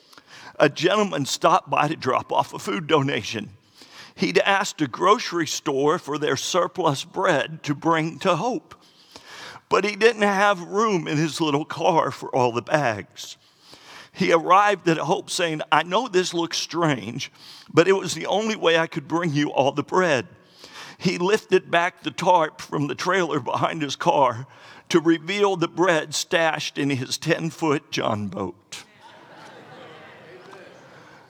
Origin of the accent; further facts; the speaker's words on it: Florida, United States; I'm from Florida